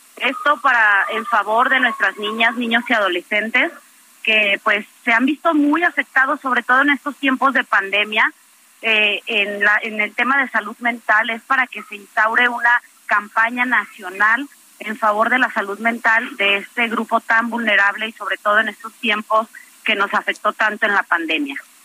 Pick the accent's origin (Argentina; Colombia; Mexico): Mexico; Guanajuato; Guanajuato, de donde yo soy originaria